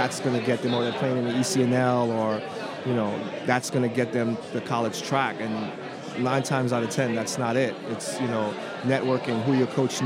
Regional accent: New York City, New York, United States; moved away as an adult; also born or lived in Trinidad and Tobago / Maryland; now in Seattle, United States; Raised in New York City, moved to Maryland when I had to go to college

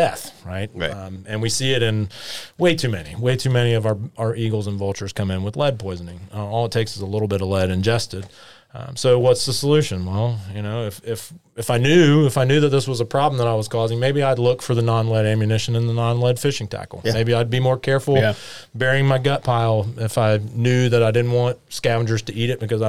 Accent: James Island, South Carolina, United States; I grew up on James Island and had a pair of Mississippi kites nesting in my backyard

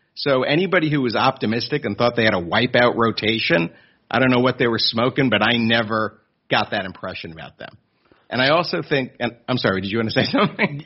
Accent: Long Island, New York, United States; moved away as an adult; now in Philadelphia, United States; I grew up on Long Island

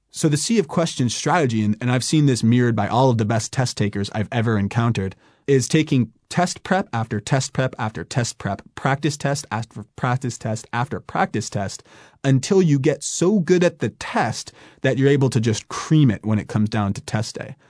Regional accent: California, United States; moved away as an adult; also born or lived in New York / China; I, I grew up in California, I went to school in New York

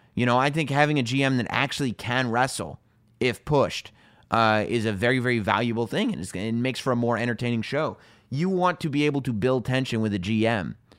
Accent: United States; it's in my hometown

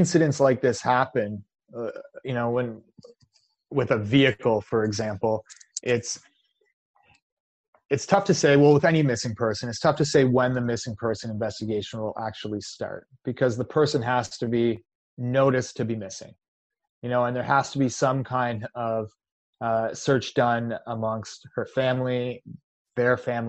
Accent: Canada; I'm Canadian

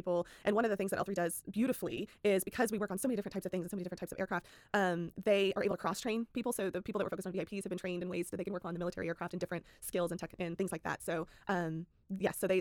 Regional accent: Austin, Texas, United States; also born or lived in Dallas, Texas; I'm from Austin, Texas originally, grew up there

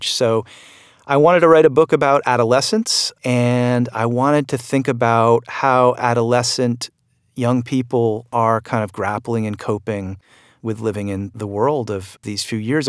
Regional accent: Vermont, United States; my home state of Vermont

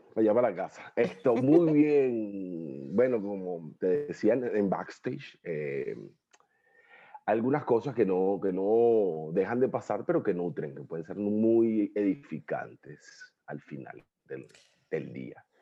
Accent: Guarenas, Miranda, Venezuela; moved away as an adult; also born or lived in Guatire / Caracas; now in Asunción, Paraguay; nací en Guarenas, me crié en Guarenas, Guatire, Caracas, lo que llamamos la Gran Caracas

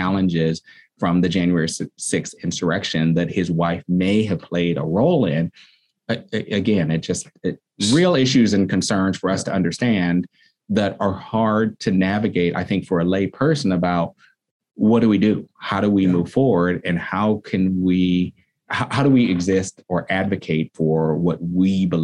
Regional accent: San Francisco, California, United States; I'm a fourth generation San Franciscan, and I grew up here in the Bayview

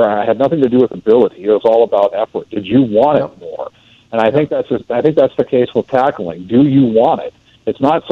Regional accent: Greeley, Colorado, United States; I grew up in Greeley

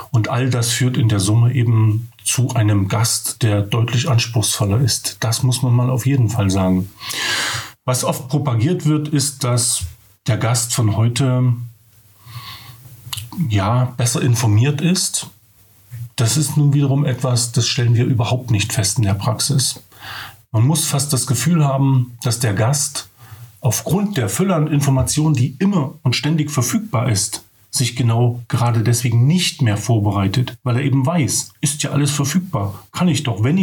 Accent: Altenburg, Thuringia, Germany; bin dann nach Altenburg gegangen, weil das meine Heimat

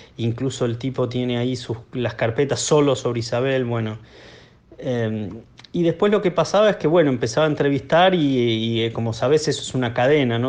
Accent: Buenos Aires, Argentina; yo soy de Buenos Aires

